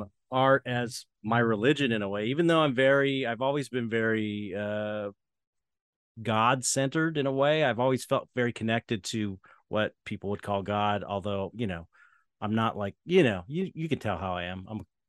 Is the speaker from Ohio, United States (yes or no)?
no; San Pedro, California, United States; San Pedro, California.